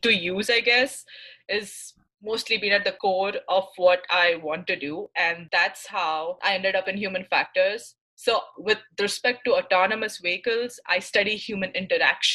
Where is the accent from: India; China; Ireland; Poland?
India; Mumbai, Maharashtra; moved away as an adult; now in Michigan, United States; I'm from Mumbai, India, and I've been in the US for 5 years now.